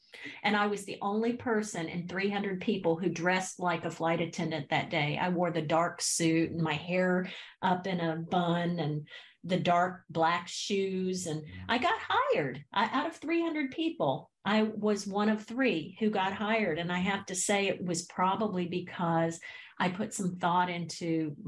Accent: the South, United States; growing up in the South, I was raised Southern Baptist.

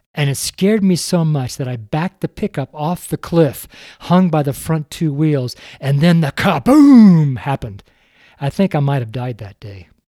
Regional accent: Reno, Nevada, United States; I'm from Reno

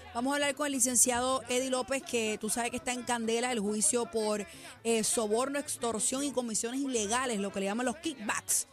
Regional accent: Puerto Rico; como puertorriqueña

